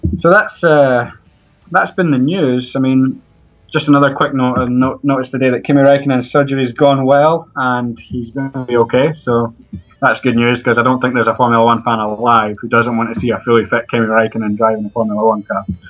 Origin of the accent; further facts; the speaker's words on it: Edinburgh, Scotland, United Kingdom; I'm from Edinburgh, and I work right across the road from Hearts Stadium